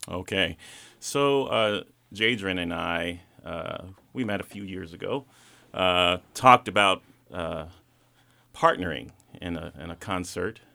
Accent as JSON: {"language": "English", "town": "Atlanta", "region": "Georgia", "country": "United States", "tie": "born or raised there", "said": "growing up in Atlanta"}